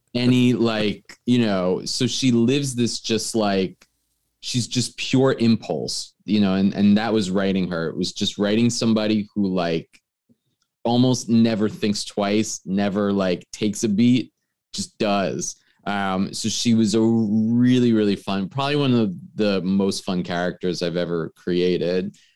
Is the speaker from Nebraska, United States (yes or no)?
no; New York, United States; I'm from New York.